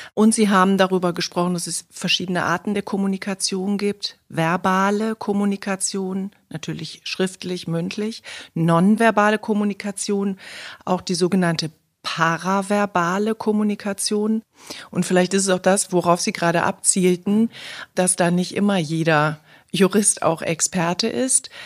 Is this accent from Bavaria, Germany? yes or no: no; Cologne, North Rhine-Westphalia, Germany; heute sind wir in Kölle, meiner Heimatstadt